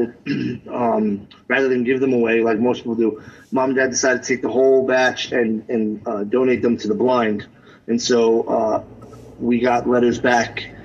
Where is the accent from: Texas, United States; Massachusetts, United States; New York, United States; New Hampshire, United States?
New York, United States; New York City; growing up in the Bronx